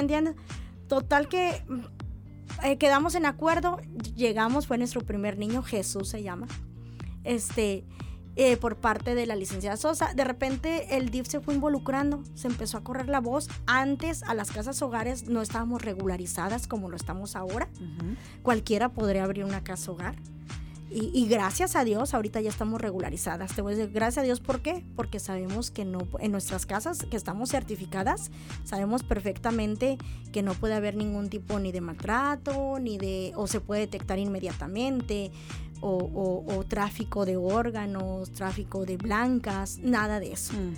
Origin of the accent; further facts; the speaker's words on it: San Luis Potosí, Mexico; moved away as an adult; now in Mexicali, Mexico; yo soy originaria de San Luis Potosí